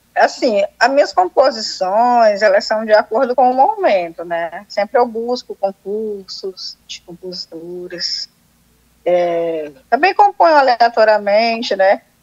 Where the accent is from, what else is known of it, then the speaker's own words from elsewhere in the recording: Fortaleza, Ceará, Brazil; Eu sou de Fortaleza, né? Ceará, nordestina, com o maior prazer.